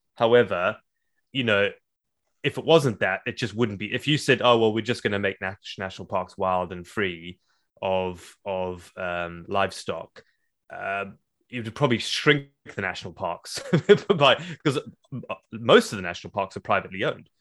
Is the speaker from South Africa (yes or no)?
yes; South Africa; moved away; growing up in Africa